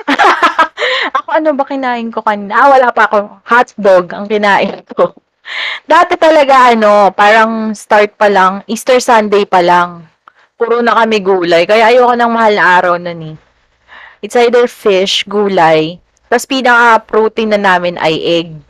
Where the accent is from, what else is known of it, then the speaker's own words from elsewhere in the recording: San Jose del Monte, Central Luzon, Philippines; kami taga Bulacan noon, San Jose del Monte